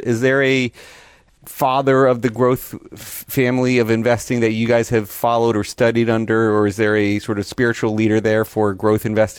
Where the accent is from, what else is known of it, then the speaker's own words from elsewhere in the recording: Boca Raton, Florida, United States; moved away; I grew up in Boca, went to Spanish River High